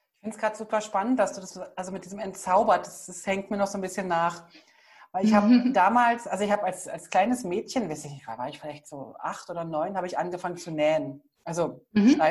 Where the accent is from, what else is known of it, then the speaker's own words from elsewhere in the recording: East Germany, Germany; Ich bin ja im Osten groß geworden.